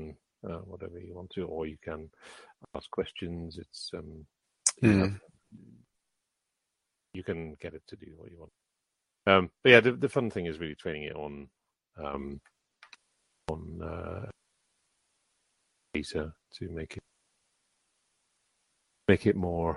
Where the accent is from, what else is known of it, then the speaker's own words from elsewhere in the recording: Netherlands; now in United Kingdom; in my youth growing up in Holland